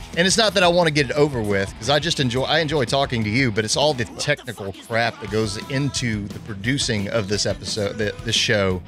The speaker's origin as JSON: {"language": "English", "region": "Southern Louisiana", "country": "United States", "tie": "born or raised there", "said": "I grew up in Southern Louisiana"}